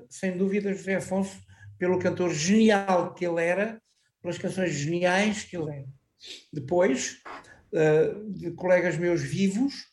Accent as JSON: {"language": "Portuguese", "town": "Anadia", "region": "Aveiro District", "country": "Portugal", "said": "Foi aqui na minha terra onde eu vivo, na Anadia"}